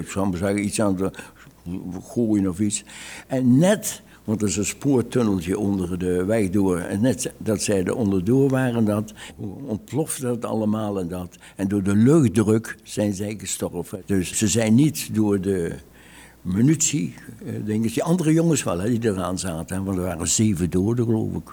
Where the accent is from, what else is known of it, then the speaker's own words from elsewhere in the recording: Oss, North Brabant, Netherlands; ik kom uit Os